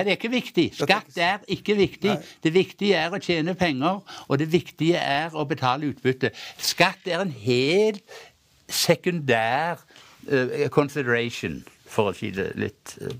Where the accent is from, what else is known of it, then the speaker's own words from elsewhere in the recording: Hjelmeland, Rogaland, Norway; der jeg kommer fra opprinnelig. Hjelmeland i Ryfylke.